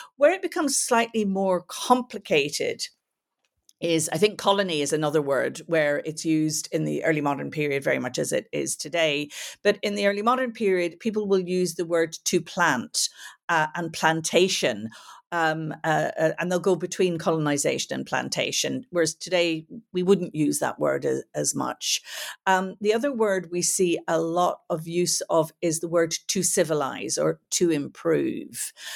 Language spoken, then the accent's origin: English; Belfast, Northern Ireland, United Kingdom; also born or lived in United States / England; now in Dublin, Ireland; I grew up in Belfast during the Troubles